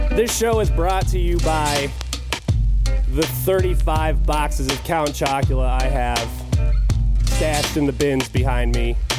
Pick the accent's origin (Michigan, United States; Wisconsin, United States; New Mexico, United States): Michigan, United States; Clarkston; We're from Clarkston, by the way. Both of us are from Clarkston